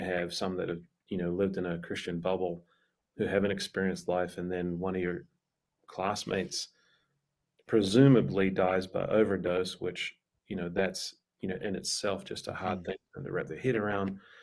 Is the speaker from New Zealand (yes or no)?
yes; New Zealand; moved away as an adult; a missionary from the states planted a church in my hometown in New Zealand